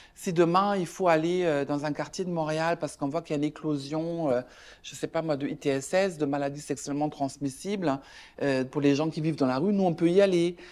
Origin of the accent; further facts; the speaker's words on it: Germany; now in Canada; moi je suis allemande de ma maman et de belge du côté de mon père